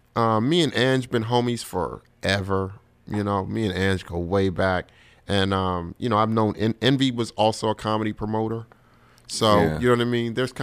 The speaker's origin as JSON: {"language": "English", "region": "New York", "country": "United States", "said": "And me and my boy Marshall Brand are standing there like, we from New York."}